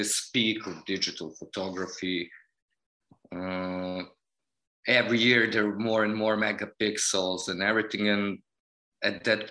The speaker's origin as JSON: {"language": "English", "town": "Novi Sad", "region": "Vojvodina", "country": "Serbia", "tie": "born or raised there", "said": "I was born and raised in Novi Sad, Serbia"}